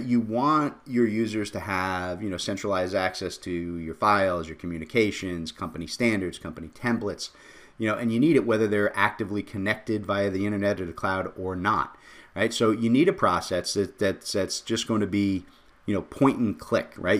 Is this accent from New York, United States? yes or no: no; Jersey City, New Jersey, United States; I come from Jersey City